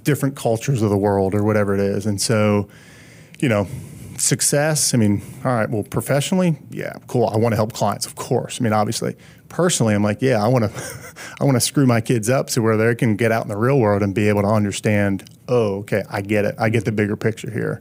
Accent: Pennsylvania, United States; moved away as an adult; also born or lived in Charlotte; I'm from Pennsylvania

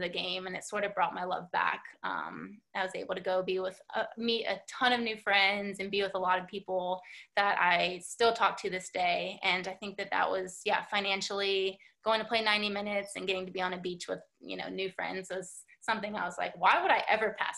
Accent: United States; in my home country

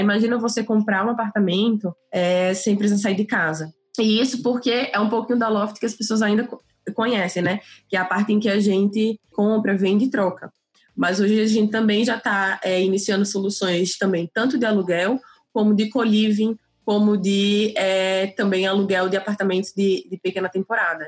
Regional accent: Natal, Rio Grande do Norte, Brazil; sou de Natal

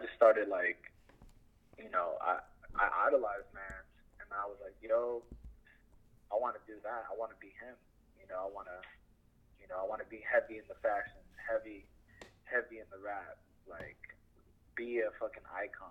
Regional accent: Downey, California, United States; I grew up in Downey, but it's like on a borderline to Paramount at the time

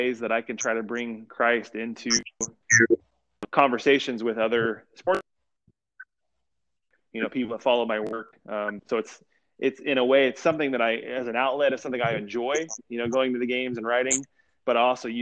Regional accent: Indiana, United States; I grew up in Indiana

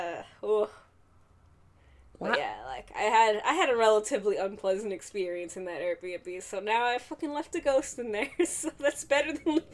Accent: the Bay Area, California, United States; I'm from the Bay.

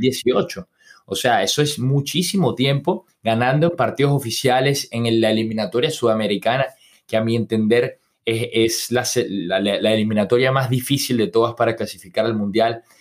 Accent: Venezuela; yo soy venezolano

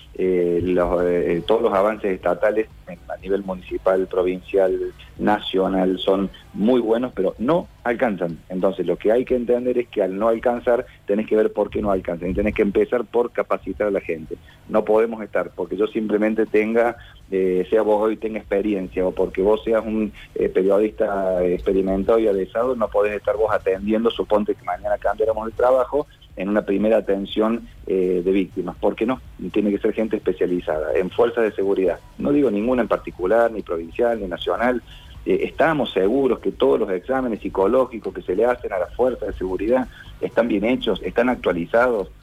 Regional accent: Córdoba, Argentina; somos de Córdoba

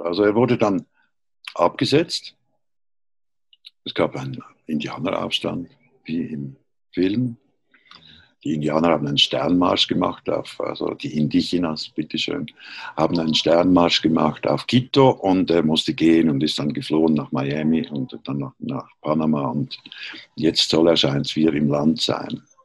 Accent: Switzerland; moved away as an adult; also born or lived in Berlin; ich bin Schweizer, wie man hört

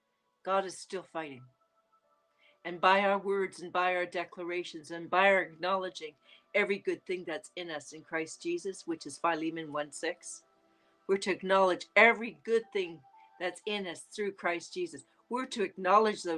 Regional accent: Canada; accent: Canadian; It's my Canadian accent

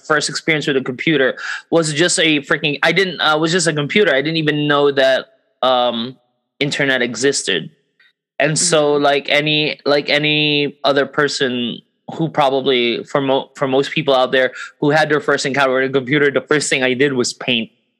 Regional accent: Thailand; also born or lived in Philippines; technically, I grew up here in Thailand. Although I still consider Philippines home.

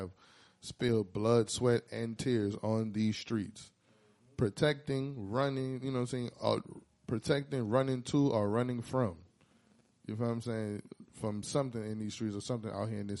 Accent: New Orleans, Louisiana, United States; also born or lived in Houston; I was moving from New Orleans, went to Houston for a while. I stayed there.

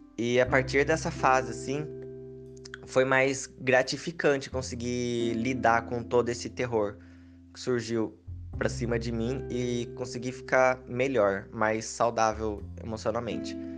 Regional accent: Piracicaba, São Paulo, Brazil; eu sou de Piracicaba, interior de São Paulo

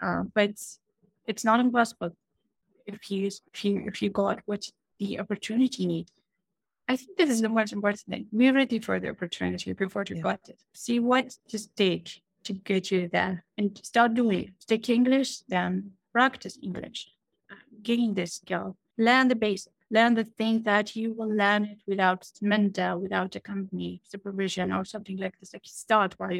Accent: Iraq; I'm from Iraq

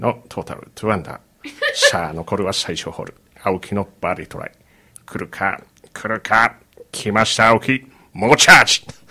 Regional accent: Yokohama, Kanagawa, Japan; 生まれも育ちも金沢区で

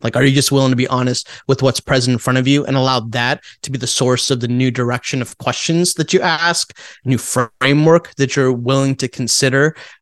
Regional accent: India; moved away; I'm Indian from India

